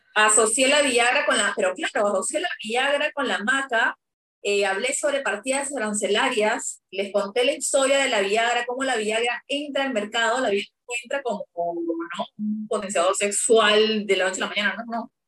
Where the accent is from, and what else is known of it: Peru; moved away as an adult; also born or lived in Brazil